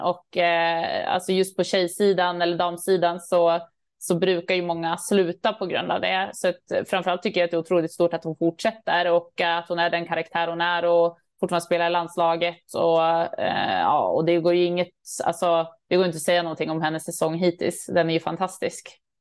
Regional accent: Örnsköldsvik, Västernorrland County, Sweden; jag är från Övik

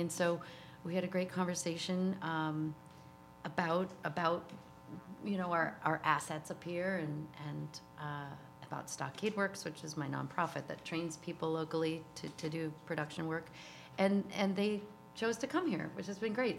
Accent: New York City, New York, United States; moved away as an adult; also born or lived in Litchfield County, Connecticut; now in Hudson Valley, United States; I grew up in New York City

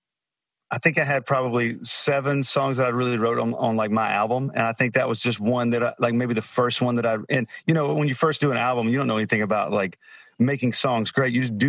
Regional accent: Alabama, United States; moved away; I grew up in Alabama.

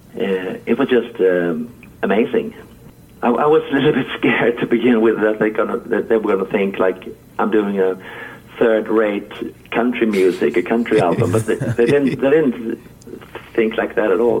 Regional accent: Halmstad, Halland County, Sweden; my my hometown Halmstad, where I'm uh, where I am at the moment

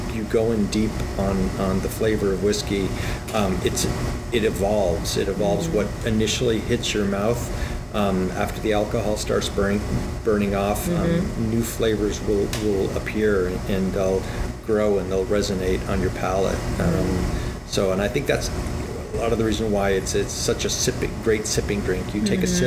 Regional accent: United States; I'm American

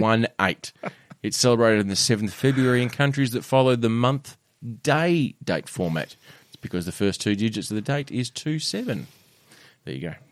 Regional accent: Australia; an Aussie man

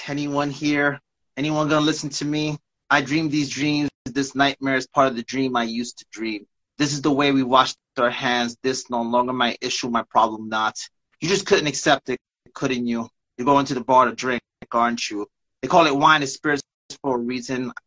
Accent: New York, United States; also born or lived in Staten Island, New York; now in Bayonne, United States; I'm from New York

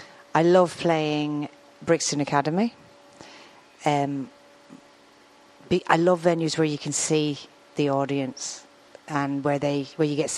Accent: Arklow, Leinster, Ireland; moved away; also born or lived in Manchester; Arklow, which is where I'm from

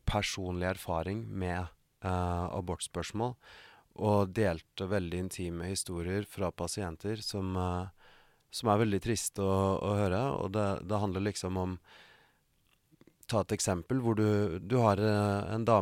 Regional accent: Norway; moved away as an adult; now in United States

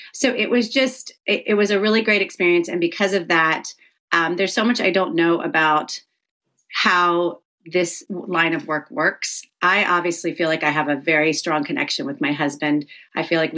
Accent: the South, United States; I grew up in the South

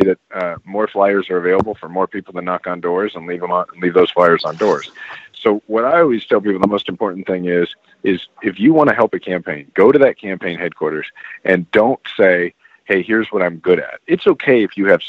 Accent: Kansas City, Missouri, United States; I'm actually from Kansas City, Missouri

